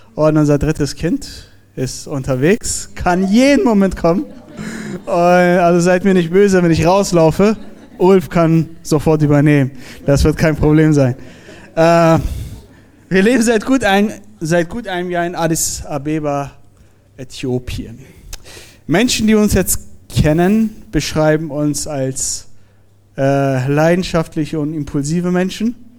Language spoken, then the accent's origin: German; Iran; moved away; ich bin gebürtiger Iraner